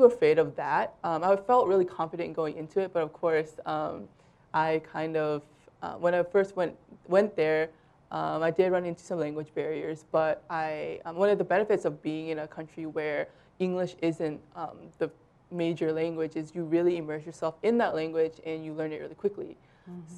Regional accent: Iowa, United States; I was born and raised in Iowa

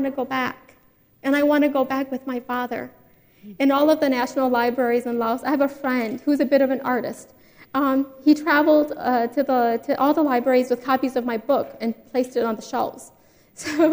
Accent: United States; also born or lived in Ban Vinai refugee camp, Thailand; I grew up in America thinking that I was going to become a doctor

